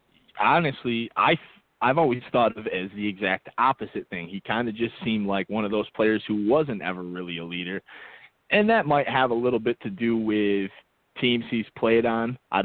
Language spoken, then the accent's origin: English; Baltimore, Maryland, United States; I'm from Baltimore.